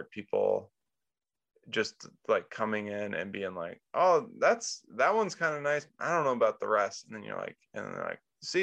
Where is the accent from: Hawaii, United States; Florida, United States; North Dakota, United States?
North Dakota, United States; I'm from North Dakota